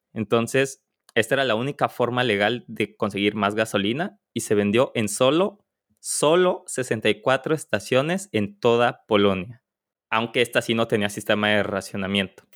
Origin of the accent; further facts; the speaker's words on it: Mexico; como mexicanos